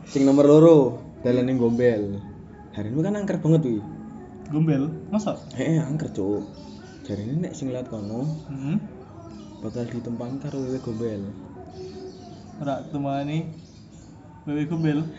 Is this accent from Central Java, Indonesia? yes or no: yes; Semarang, Central Java, Indonesia; membahas tentang hal-hal mitos yang terjadi di Semarang karena kita orang Semarang kita akan membahas tentang Semarangan saja